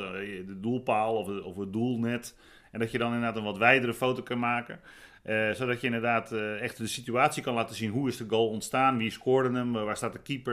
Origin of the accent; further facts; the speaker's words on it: Rotterdam, South Holland, Netherlands; ik kom uit Rotterdam.